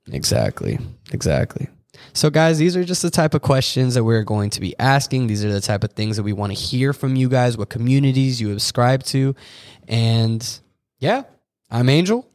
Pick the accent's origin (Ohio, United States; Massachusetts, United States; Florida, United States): Florida, United States; Orlando; moved away as an adult; now in Michigan, United States; I'm an Orlando, Florida native